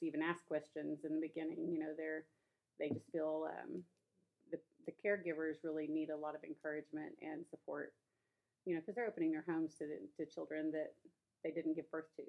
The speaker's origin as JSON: {"language": "English", "town": "Midwest City", "region": "Oklahoma", "country": "United States", "tie": "born or raised there", "said": "The neighborhood that I grew up in Midwest City, Midwest City"}